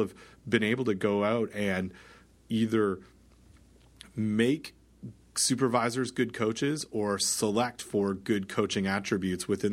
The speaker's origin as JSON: {"language": "English", "country": "Canada", "said": "I'm Canadian"}